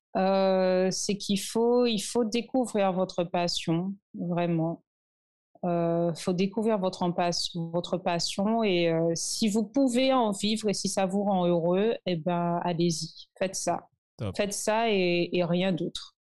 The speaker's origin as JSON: {"language": "French", "country": "Martinique", "tie": "born or raised there", "moved": "yes", "lives_now": "Saint Lucia", "said": "quand moi, je suis ici et d'autres, d'autres euh, Martiniquais aussi qui sont ici"}